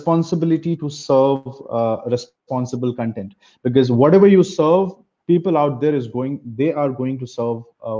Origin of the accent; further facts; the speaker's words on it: Arunachal Pradesh, India; moved away as an adult; also born or lived in Kolkata / Bangalore; I was born and brought up in Arunachal Pradesh, but I'm originally from Calcutta